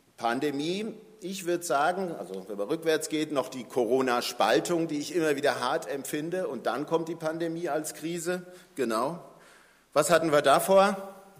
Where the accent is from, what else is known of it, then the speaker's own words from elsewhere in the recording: Germany; wir als Deutsche